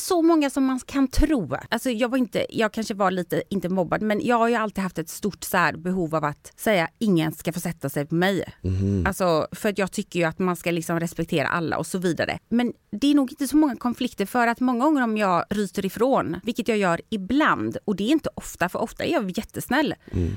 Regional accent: Sweden; moved away as an adult; also born or lived in Spain; jag har vuxit upp i Sverige

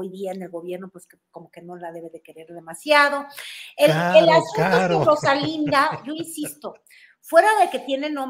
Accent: Mexico; le voy a enseñar cómo somos los mexicanos, que comemos bolillo para el susto

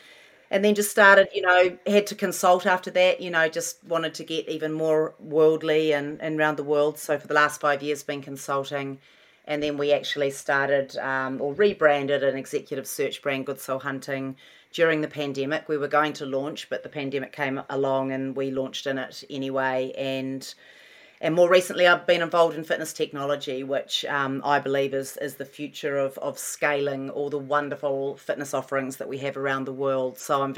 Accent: New Zealand; moved away as an adult; also born or lived in London, United Kingdom / Auckland, New Zealand; now in California, United States; I was born in London, so I always had this thing in me that mum and dad had me overseas. That was sort of part my home. New Zealand was part my home.

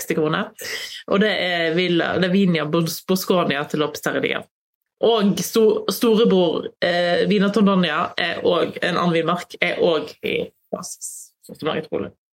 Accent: Voss, Vestland, Norway; Der jeg kommer fra, Voss, er vel kategori fire-pol

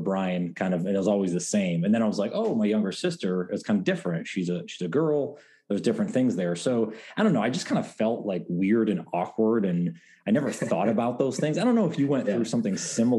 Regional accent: Endicott, New York, United States; IBM originated in my hometown of Endicott, New York.

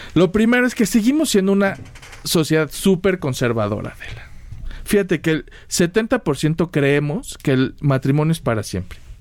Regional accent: Mexico; somos los mexicanos

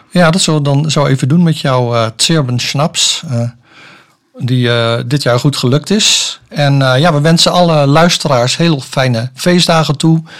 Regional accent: Soest, Utrecht, Netherlands; moved away as an adult; now in Zeist, Netherlands; ik ben opgegroeid in Soest

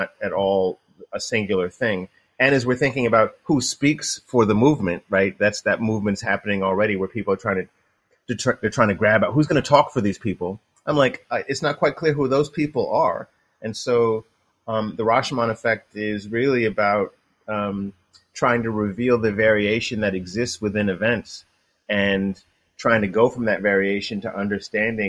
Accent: New York, United States; now in Ann Arbor, United States; I am from New York

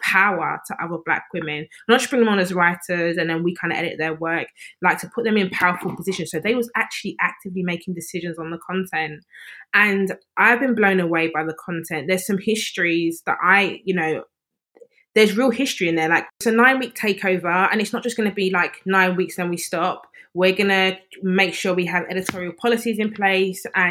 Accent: London, United Kingdom; I've been born and bred in East London

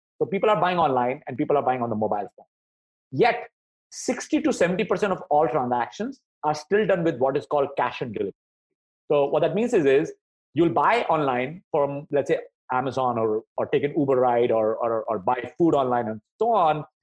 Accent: India; moved away as an adult; also born or lived in New York, United States / Ann Arbor, United States; I grew up in India, then went to the US to go to grad school

